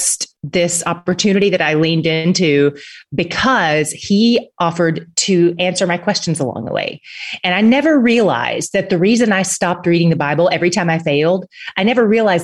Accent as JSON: {"language": "English", "region": "Tennessee", "country": "United States", "moved": "yes", "lives_now": "Dallas, United States", "said": "I live in Dallas. I am from Tennessee, but I've been in Texas for a few years"}